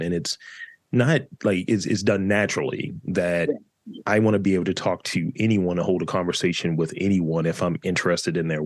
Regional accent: Baltimore, Maryland, United States; I'm from East Baltimore

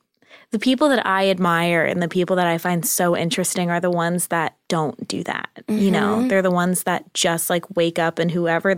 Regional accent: California, United States; Orange County.

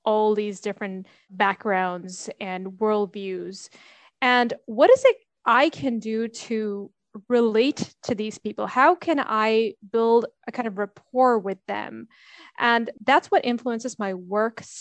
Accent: Dubai, United Arab Emirates; also born or lived in United States / Sweden; I'm from Dubai, so I've grown up here.

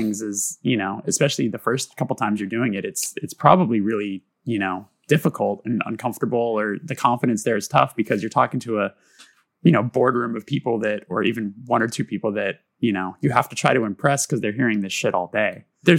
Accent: Burbank, California, United States; I grew up in Burbank. Like, that's my hometown.

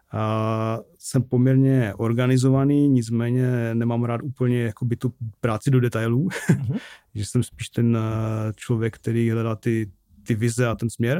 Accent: Bohumín, Moravian-Silesian Region, Czechia; accent: Ostrava; also born or lived in Ostrava / Prague; já jsem vyrostl v Bohumí

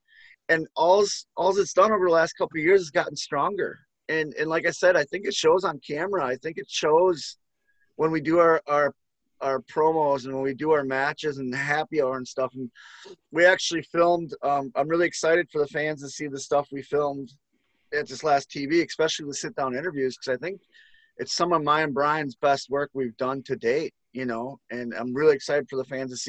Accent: Midwest, United States; I grew up in the Midwest, you know, we had AWA and WCW and WWF around, but the AWA was like, they'd run shows around here.

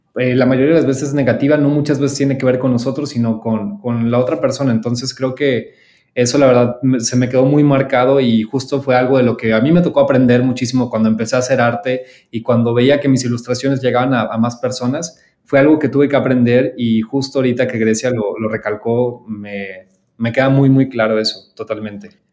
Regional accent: Mexico; soy el único mexicano

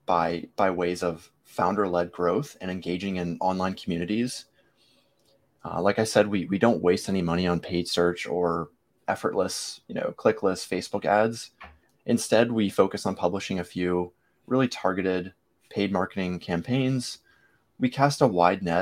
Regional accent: Virginia Beach, Virginia, United States; also born or lived in Norfolk, Virginia; I was born in Norfolk, but raised in this area my whole life.

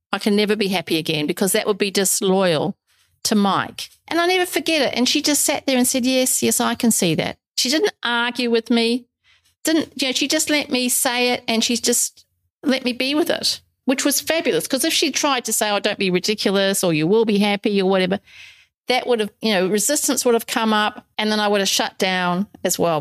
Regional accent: New Zealand; moved away as an adult; also born or lived in England / Middle East / South Africa / Brisbane, Australia; now in Australia; although I'm originally from New Zealand, I haven't lived there since well for forever since I was 22. Because I left New Zealand when I was 22

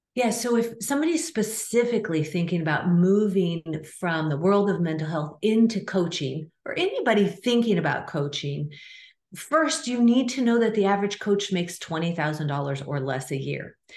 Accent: Nebraska, United States; I grew up in a small town in the middle of Nebraska, 25,000 people.

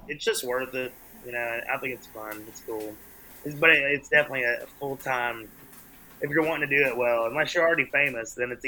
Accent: Knoxville, Tennessee, United States; Man, you know, I tell people all the time, I was actually telling somebody earlier, like, Knoxville is a bizarre country mark

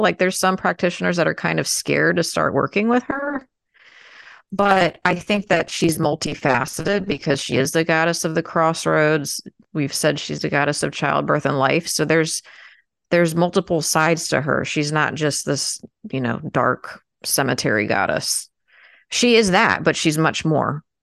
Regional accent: United States; I'm American, so it's you know we're American.

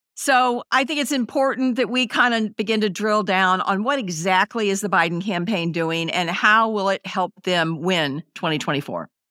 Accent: Missouri, United States; I'm from Missouri and, it, you know, we have pretty strong union folks here

